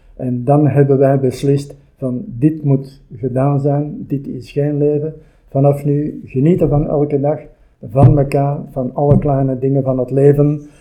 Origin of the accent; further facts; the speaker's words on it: Antwerp or Brasschaat, Flanders, Belgium; also born or lived in Turnhout; now in Kapellen, Belgium; heel mijn leven gewoond in Antwerpen of in Vaschaat en nu recent in Kapellen